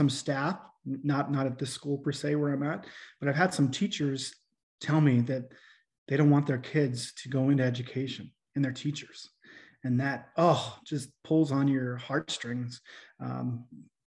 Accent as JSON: {"language": "English", "town": "Fort Benton", "region": "Montana", "country": "United States", "tie": "born or raised there", "also_born_or_lived": "Great Falls, Montana / Corvallis, Montana", "said": "I grew up in Fort Benton, Montana"}